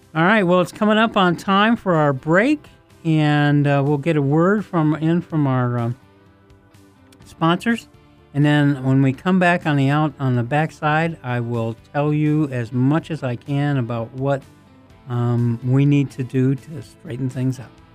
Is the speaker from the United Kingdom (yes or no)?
no; United States; I'm an American